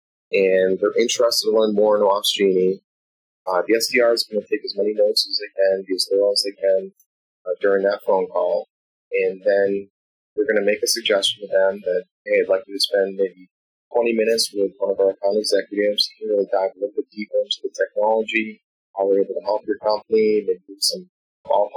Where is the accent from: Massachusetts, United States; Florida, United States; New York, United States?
Massachusetts, United States; Boston; accent: Boston; my Boston accent